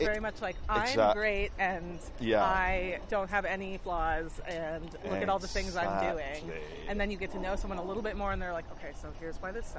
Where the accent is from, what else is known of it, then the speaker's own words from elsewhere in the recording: United States; accent: American; also born or lived in Connecticut; if they hear it from my accent, they'll be like, oh, stupid American.